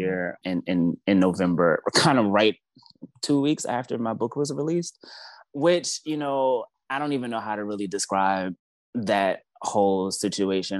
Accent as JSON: {"language": "English", "town": "Baltimore", "region": "Maryland", "country": "United States", "moved": "yes", "lives_now": "Washington, D.C., United States", "said": "I'm originally from Baltimore, Maryland"}